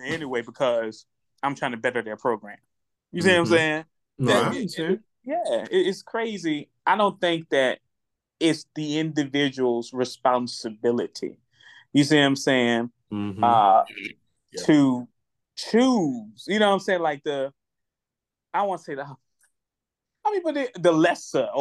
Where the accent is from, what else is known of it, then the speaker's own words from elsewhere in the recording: Richmond, United States; moved away; I'm from Richmond. I tried to make attempts in Richmond, and it didn't work out. But when I moved elsewhere